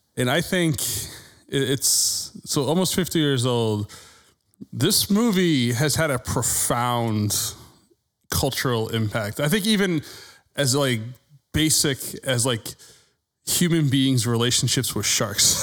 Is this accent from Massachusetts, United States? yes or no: yes; Massachusetts, United States; I grew up in Massachusetts